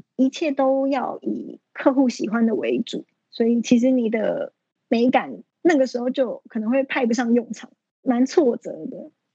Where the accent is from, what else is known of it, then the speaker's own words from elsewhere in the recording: Taiwan; also born or lived in Australia; 尤其开车，你要从台湾的左驾改成右驾，就是连开车的方向都不一样